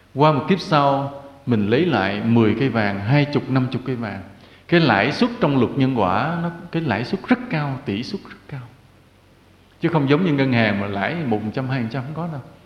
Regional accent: Vietnam; quê hương Việt Nam

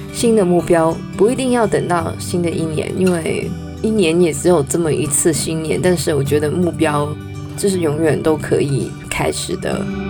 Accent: Canada; 我是在加拿大长大的

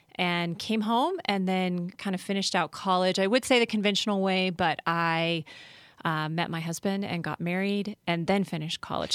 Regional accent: Colorado, United States; also born or lived in California / Philadelphia / Washington, D.C.; I was born and raised in Colorado

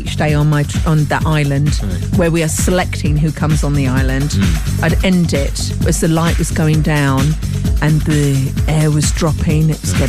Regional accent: Tunbridge Wells, South East England, United Kingdom; my hometown of Tunbridge Wells.

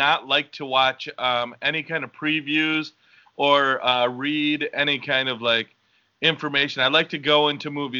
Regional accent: Winfield, Illinois, United States; I'm Mexican and I was born in Winfield, Illinois

